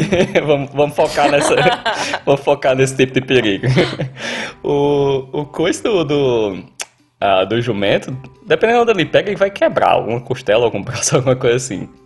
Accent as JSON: {"language": "Portuguese", "region": "Northeast Region", "country": "Brazil", "lives_now": "Australia", "said": "Eu, eu, eu, como nordestino, eu costumo dizer que canguru é como jumento no Ceará."}